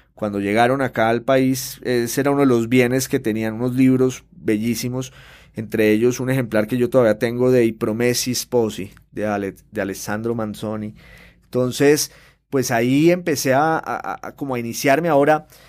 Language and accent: Spanish; Popayán, Cauca, Colombia